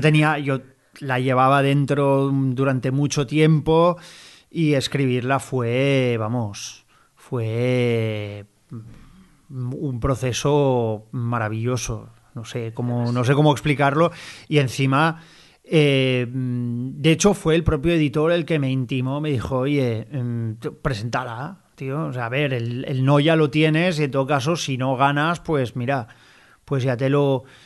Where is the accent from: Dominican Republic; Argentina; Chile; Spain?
Spain; Barcelona, Catalonia; yo como barcelonés